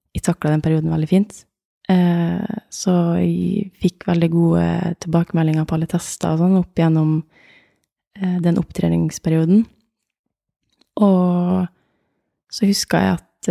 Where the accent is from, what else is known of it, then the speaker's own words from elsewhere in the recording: Åndalsnes, Møre og Romsdal, Norway; also born or lived in Oslo; Jeg er fra Åndalsnes, en eh, liten by utafor eh, Molde